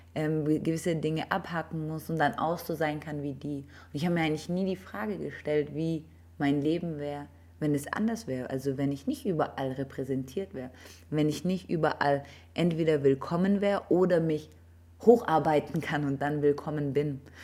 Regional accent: Germany; bin ich ja in Deutschland aufgewachsen

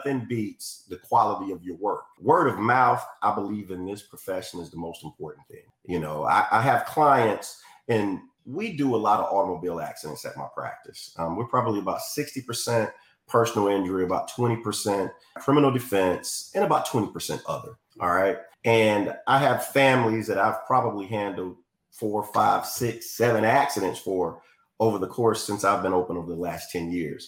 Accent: Florence, South Carolina, United States; also born or lived in Hawaii; I'm from the area, born and raised here

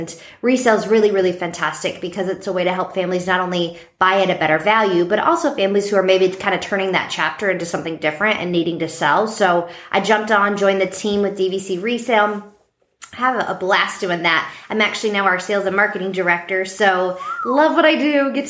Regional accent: California, United States; moved away as an adult; now in Orlando, United States; I'm originally from California

